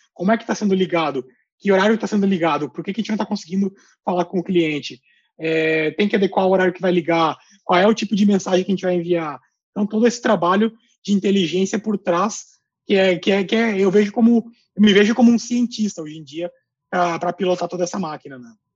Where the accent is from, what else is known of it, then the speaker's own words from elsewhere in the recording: Gaúcho, Rio Grande do Sul, Brazil; also born or lived in Colombia; como um bom gaúcho